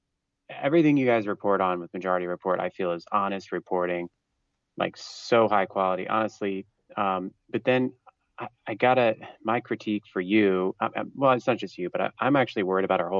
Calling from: Pennsylvania, United States; Hey, Matt … from Pennsylvania.

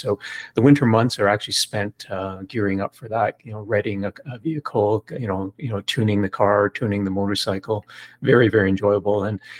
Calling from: Toronto, Ontario, Canada; Toronto, Canada.

